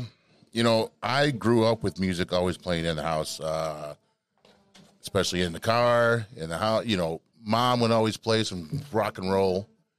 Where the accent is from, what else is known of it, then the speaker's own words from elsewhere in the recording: Detroit, Michigan, United States; moved away; I am originally from Detroit, Michigan. I've lived down here now 26 years, so this is home.